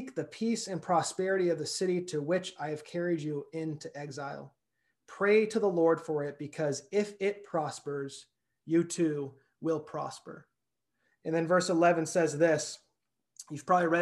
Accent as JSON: {"language": "English", "town": "Clovis", "region": "California", "country": "United States", "tie": "born or raised there", "also_born_or_lived": "Salt Lake City / New York / Sacramento", "lives_now": "Fresno, United States", "said": "I grew up in Clovis. I now live in Fresno."}